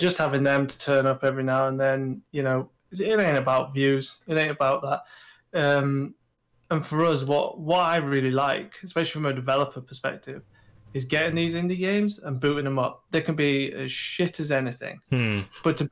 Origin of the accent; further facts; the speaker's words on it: United Kingdom; we're British